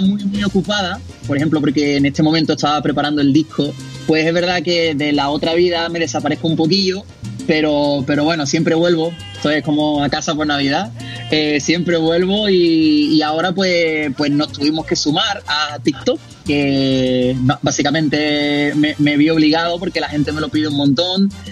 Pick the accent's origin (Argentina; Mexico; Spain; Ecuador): Spain; Seville, Andalusia; como buen andaluz y buen sevillano, pues comencé cantando flamenco